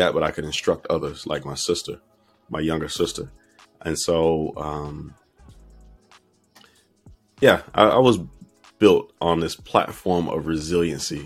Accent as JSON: {"language": "English", "town": "Fort Pierce", "region": "Florida", "country": "United States", "tie": "born or raised there", "said": "growing up in Fort Pierce, Florida at that time"}